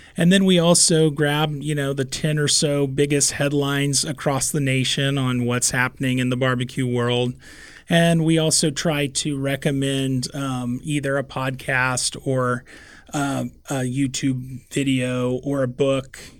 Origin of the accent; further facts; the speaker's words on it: Kansas City, Missouri, United States; moved away as an adult; now in Omaha, United States; I grew up in Kansas City surrounded by barbecue